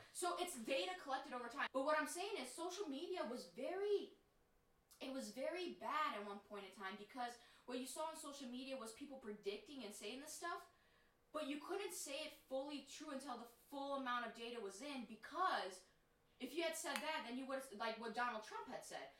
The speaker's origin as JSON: {"language": "English", "country": "United States", "said": "as Americans"}